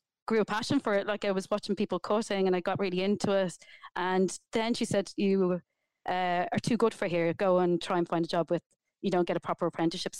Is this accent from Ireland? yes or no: yes; Dublin, Leinster, Ireland; I grew up in Tala and I left school very young